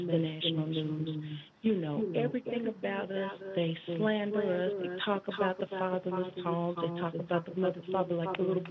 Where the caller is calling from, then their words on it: Fargo, North Dakota, United States; Hey, this is … calling from Fargo, North Dakota.